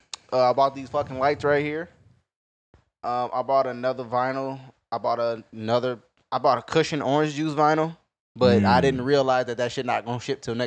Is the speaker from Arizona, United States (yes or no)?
no; Toledo, Ohio, United States; I was born in Toledo, Ohio, nigga. That's where I'm from.